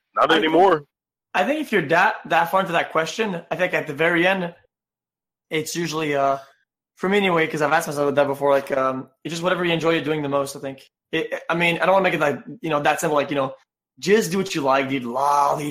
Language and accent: English; Quebec, Canada; I come from French Canada